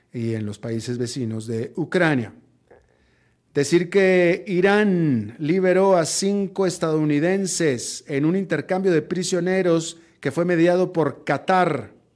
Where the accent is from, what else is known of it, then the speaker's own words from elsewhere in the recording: Monterrey, Nuevo León, Mexico; moved away; also born or lived in Atlanta, United States; Atlanta era la ciudad donde yo residía en ese momento, Monterrey mi ciudad natal